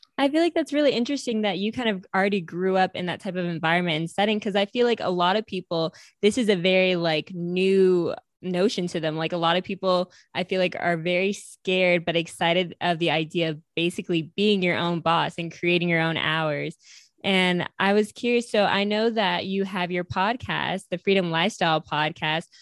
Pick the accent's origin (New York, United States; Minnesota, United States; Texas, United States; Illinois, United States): New York, United States; upstate; I'm from upstate New York